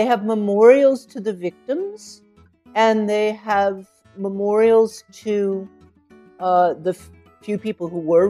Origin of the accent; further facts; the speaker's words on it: the South, United States; But I didn't know that, and I grew up in the South.